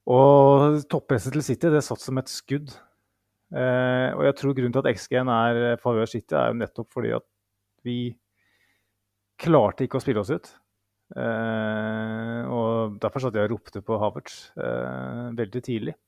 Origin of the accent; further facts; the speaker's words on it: Mjøsa region, Innlandet, Norway; jeg kommer fra Mjøsregionen